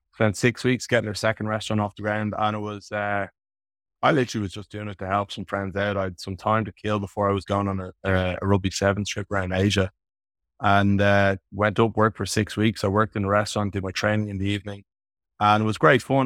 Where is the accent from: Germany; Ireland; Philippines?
Ireland; Dublin, Leinster; also born or lived in Canberra, Australia; I was back in Dublin at my parents' house at the time